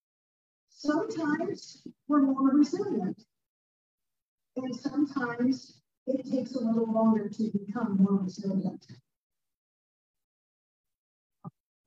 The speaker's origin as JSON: {"language": "English", "town": "Toledo", "region": "Ohio", "country": "United States", "moved": "as an adult", "lives_now": "Tulsa, United States", "said": "I'm from Toledo, and I was working for TPS, which is Toledo Public Schools"}